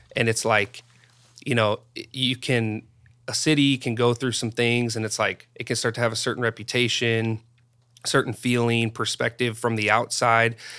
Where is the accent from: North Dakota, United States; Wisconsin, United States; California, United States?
North Dakota, United States; moved away; growing up in North Dakota